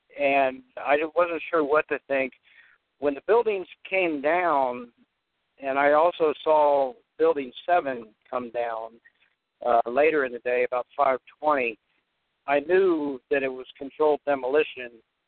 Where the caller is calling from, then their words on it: Newport, Kentucky, United States; I'm calling from Newport, Kentucky.